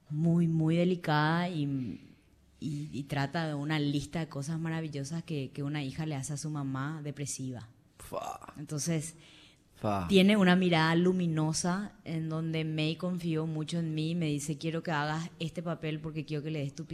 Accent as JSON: {"language": "Spanish", "country": "Paraguay"}